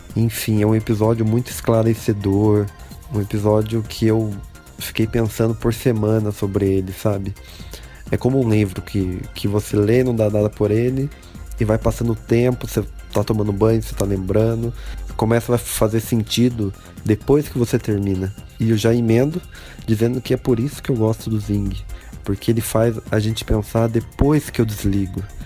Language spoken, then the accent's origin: Portuguese; Socorro, São Paulo, Brazil; tenho 26 anos, sou do Socorro, São Paulo